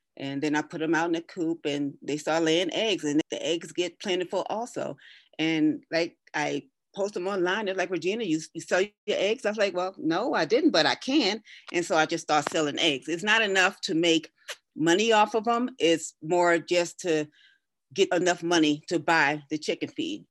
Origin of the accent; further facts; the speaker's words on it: Brooklyn, New York, United States; moved away as an adult; now in Colorado, United States; I was born and raised in Brooklyn, New York